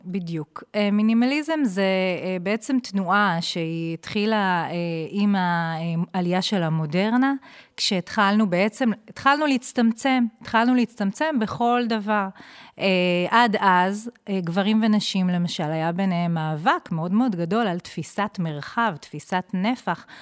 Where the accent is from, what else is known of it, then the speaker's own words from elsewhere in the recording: Ma'alot-Tarshiha, Northern District, Israel; moved away as an adult; also born or lived in Jerusalem; הגעתי מהצפון, ממעלות תרשיחא